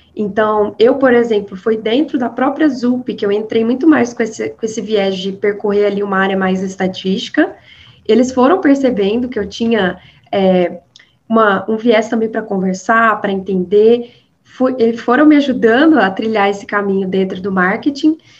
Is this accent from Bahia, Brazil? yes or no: no; Minas Gerais, Brazil; accent: mineiro; mineira, com certeza, não tem como fugir dessa raiz, né? O sotaque não engana